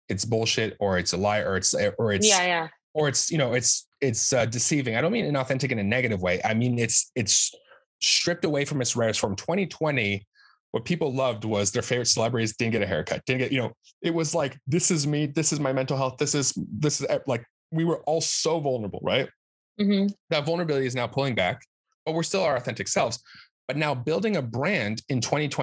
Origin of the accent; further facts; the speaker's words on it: California, United States; now in New York, United States; I'm from California